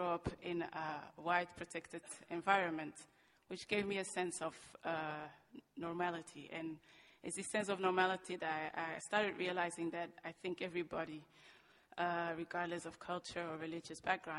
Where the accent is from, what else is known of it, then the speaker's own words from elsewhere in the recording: Antwerp, Flanders, Belgium; also born or lived in Merksem; I grew up here in Belgium, here in Antwerp, actually.